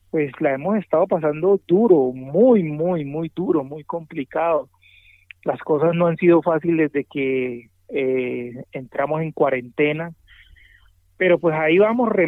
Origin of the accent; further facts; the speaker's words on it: Cali, Valle del Cauca, Colombia; yo vengo de Cali, eh, mi familia toda es del Pacífico, de Buenaventura.